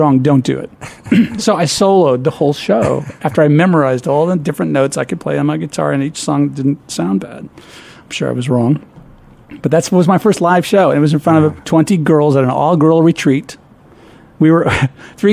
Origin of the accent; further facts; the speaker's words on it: Peoria, Illinois, United States; moved away as an adult; also born or lived in Dunlap, Illinois / Ohio; I was born in Peoria, Illinois.